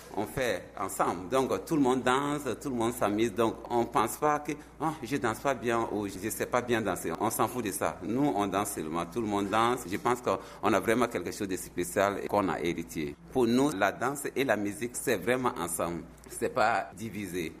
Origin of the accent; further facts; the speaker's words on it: Burkina Faso; moved away as an adult; now in South Korea; chez nous, on a beaucoup d'ethnies différentes, 63 ou 4 ethnies qui existent chez nous au Burkina Faso